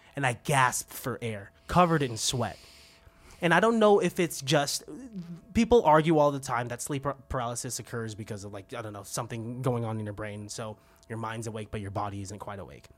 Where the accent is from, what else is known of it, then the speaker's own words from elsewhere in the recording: Benicia, California, United States; I grew up around Venetia